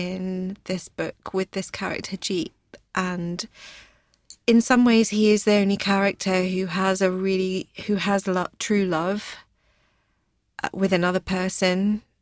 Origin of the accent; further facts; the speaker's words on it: Hertfordshire, East of England, United Kingdom; I was born in Hertfordshire, in a very small town, um, not far from London, about forty miles